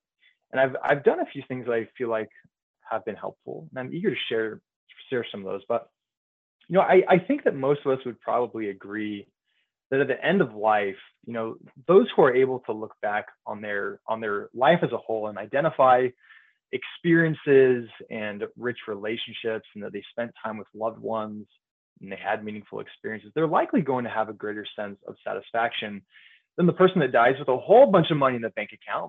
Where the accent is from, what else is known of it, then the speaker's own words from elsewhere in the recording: Bay Area, California, United States; moved away as an adult; also born or lived in Provo, Utah / Dallas, Texas; now in Central Illinois, United States; I grew up in the Bay Area, California.